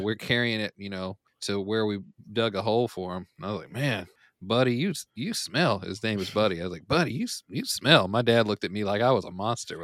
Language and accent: English; Richmond County, North Carolina, United States; I'm from Richmond County, North Carolina, and that doesn't mean a lot to a lot of people